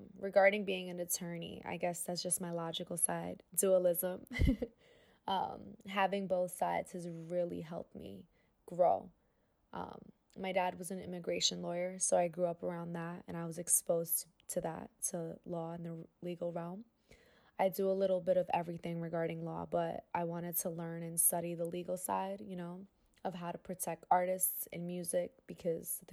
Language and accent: English; New York City, New York, United States; born or raised there